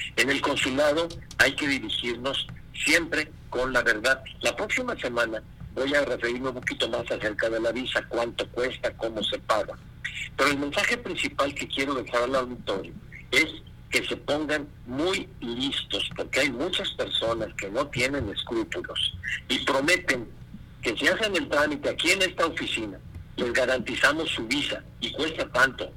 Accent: Mexico; aquí en nuestro país

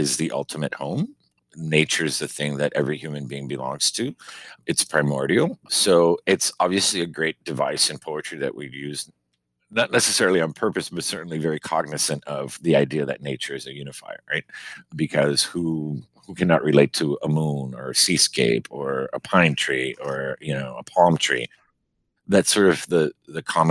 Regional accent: Miami, Florida, United States; now in Maine, United States; growing up in Miami, you know, Cuban

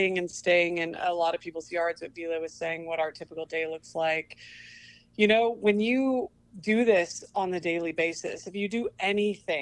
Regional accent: Bend, Oregon, United States; I grew up in Bend, and nobody came to my school. I grew up on a farm

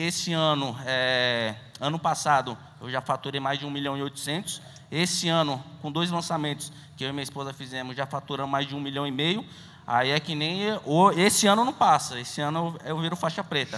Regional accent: São Paulo, Brazil; Eu sou aqui de São Paulo mesmo

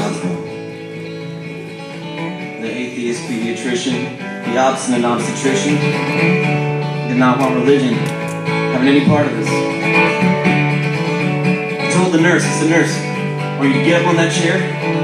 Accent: San Francisco, California, United States; I was born in the Panhandle of San Francisco and St. Mary's Hospital.

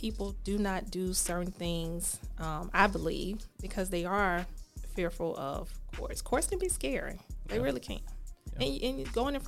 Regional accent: Birmingham, Alabama, United States; also born or lived in Montevallo, Alabama; I am from Ensley, went to Montevallo, Miles Law School

